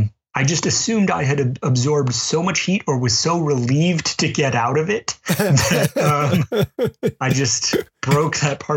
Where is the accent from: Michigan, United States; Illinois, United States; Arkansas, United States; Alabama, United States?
Alabama, United States; now in New England, United States; I grew up in Alabama where it's hot and humid